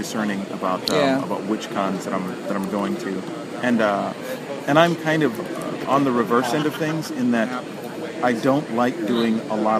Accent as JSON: {"language": "English", "town": "Atlanta", "region": "Georgia", "country": "United States", "said": "Yeah, I'm from Atlanta, mm-hmm. and so I'm about, like, maybe... almost 2 hours away from here"}